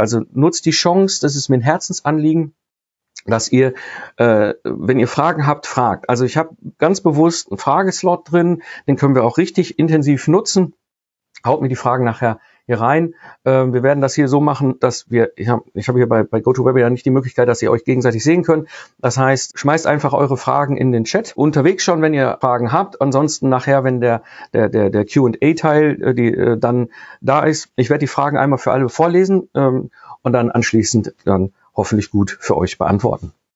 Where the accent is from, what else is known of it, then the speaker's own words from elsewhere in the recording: Ruhr area, North Rhine-Westphalia, Germany; ich komme aus dem Ruhr-, Ruhrpott ursprünglich, bin Kind des Ruhrpots